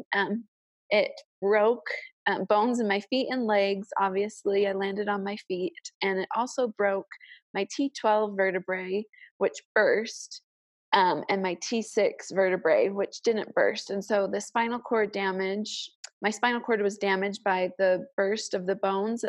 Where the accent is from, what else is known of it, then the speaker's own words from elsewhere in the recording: Chicago suburbs, Illinois, United States; moved away as an adult; also born or lived in Cache Valley, Utah; I am from the Chicago suburbs